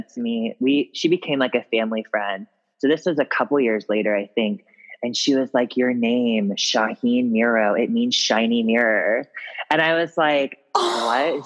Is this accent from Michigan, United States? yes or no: no; Ripley, Ohio, United States; also born or lived in Cincinnati, Ohio; I'm from a little town called Ripley, Ohio, which is like actually a really historical town